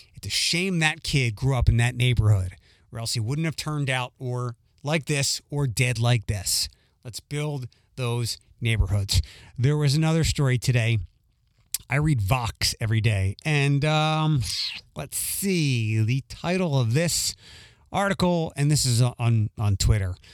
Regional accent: Philadelphia, Pennsylvania, United States; moved away as an adult; also born or lived in Detroit, United States; now in Toledo, United States; Northeast Philadelphia is the part of the city that I grew up

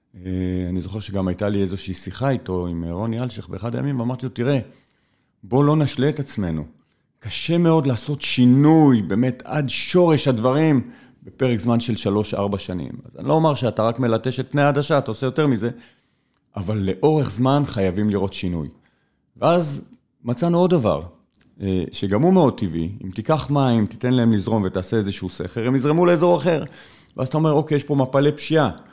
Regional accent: Israel; נולדתי בארץ, גדלתי בארץ הזו, עברתי בין אה, מקומות ומדינות

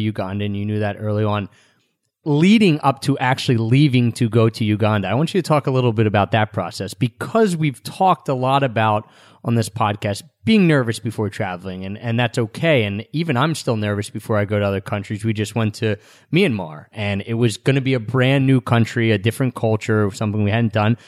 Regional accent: outside of Philadelphia, Pennsylvania, United States; moved away; also born or lived in Japan; we've grown up never being the minority for us in where we grew up outside of Philadelphia

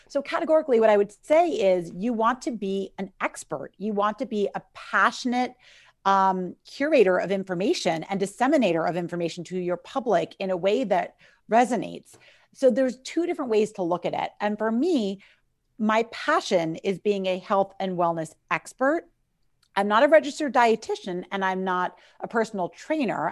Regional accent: New York City, New York, United States; I'm from New York City

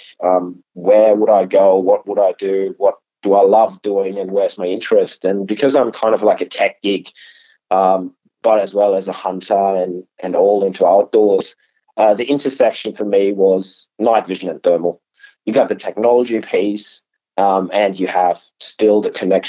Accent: Germany; moved away as an adult; also born or lived in Spain; now in Australia; I'm not from around town. So I grew up over in Germany.

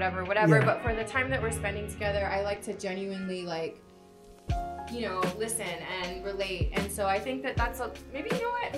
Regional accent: Hawaii, United States; moved away as an adult; also born or lived in California; now in Las Vegas, United States; I'm originally from Hawaii. I'm a local girl

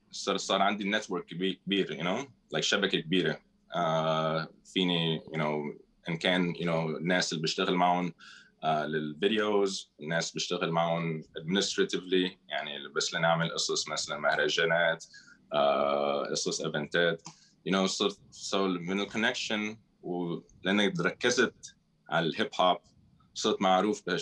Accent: Syria; also born or lived in Philippines / Saudi Arabia / Spain; now in Beirut, Lebanon; انا سوري من الاصل الفلبيني خلقان بالفلبين امي من الفلبين ابي من الشام آه ورابر بروديوسر ساكن ببيروت صار لي 16 سنه بلبنان

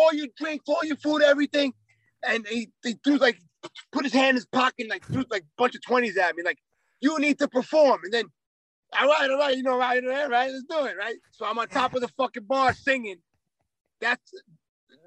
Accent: New York City, New York, United States; I'm from New York City.

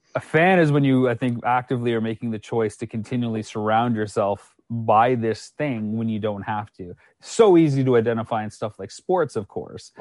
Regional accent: Canada; moved away as an adult; also born or lived in United States; I hail from Canada.

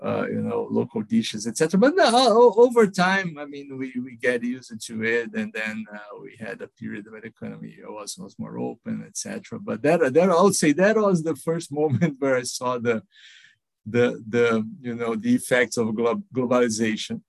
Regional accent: São Paulo, Brazil; I, I grew up in São Paulo, uh, Brazil.

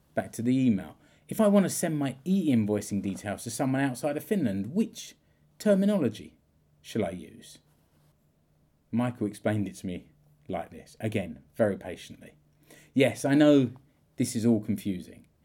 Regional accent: United Kingdom; moved away; I'm British.

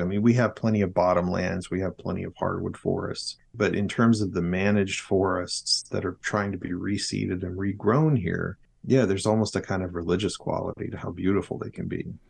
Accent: South Arkansas, United States; also born or lived in middle Georgia; now in Georgia, United States; I grew up in South Arkansas in Polk Wood Country, paper mills in every small town

